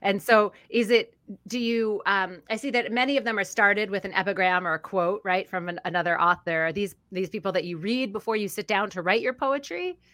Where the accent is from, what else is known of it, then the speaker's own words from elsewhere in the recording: Philadelphia, Pennsylvania, United States; A publishing house out of Philadelphia, Pennsylvania, my hometown